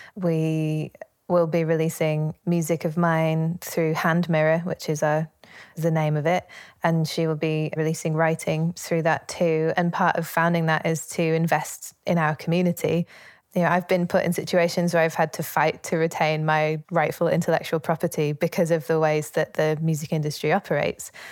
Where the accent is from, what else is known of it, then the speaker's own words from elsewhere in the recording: Leeds, Yorkshire and the Humber, United Kingdom; I grew up in Leeds, in Yorkshire, in the north of England